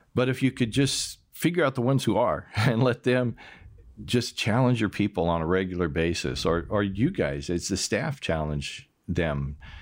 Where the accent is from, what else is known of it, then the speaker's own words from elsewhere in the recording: United States; moved away as an adult; now in Austria; I had an accent and found out I was from America